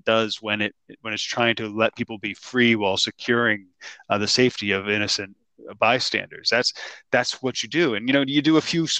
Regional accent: New Jersey, United States; when I grew up in New Jersey

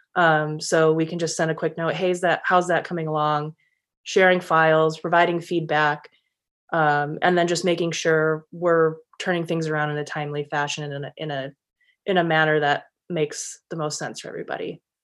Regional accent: Michigan, United States; moved away as an adult; also born or lived in San Diego; returned back to Michigan, where I currently am, with the Lions, which was my, my hometown team growing up

